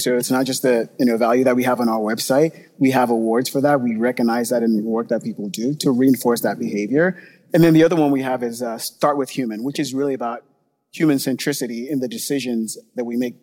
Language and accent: English; Nigeria; moved away; I grew up in Nigeria